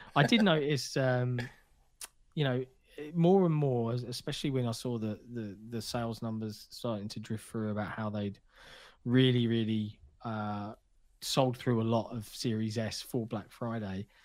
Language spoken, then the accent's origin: English; United Kingdom; as a Brit